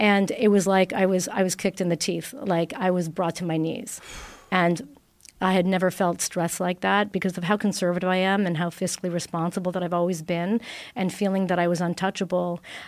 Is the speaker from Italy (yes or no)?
yes; Italy; English is a second language; moved away as an adult; now in Toronto, Canada; out of university, I came from Italy, and I opened my first restaurant in Toronto